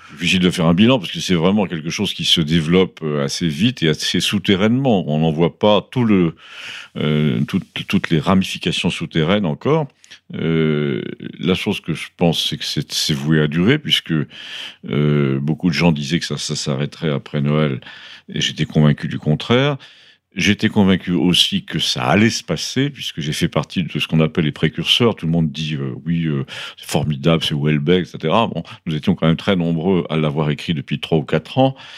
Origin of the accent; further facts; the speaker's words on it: Paris, Île-de-France, France; moved away as an adult; j'ai été élevé à Paris